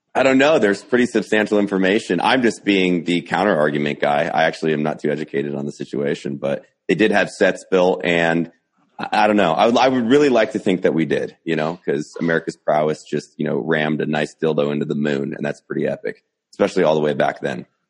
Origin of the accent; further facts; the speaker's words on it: United States; I'm an American